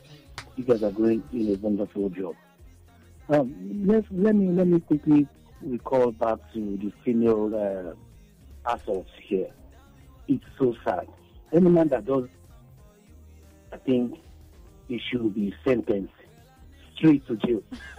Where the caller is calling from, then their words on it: Lagos Island, Lagos, Nigeria; from Lagos Island.